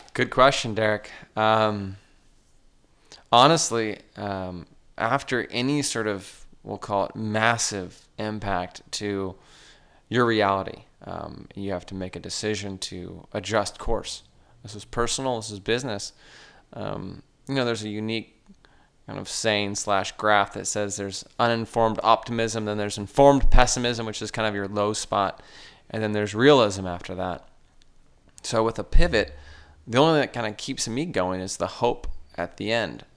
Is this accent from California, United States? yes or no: yes; Sierra Madre, California, United States; also born or lived in Huntington Beach, California; I grew up in Cerro Madre, uh, exploring the local mountains with my dad. then moved down to Huntington Beach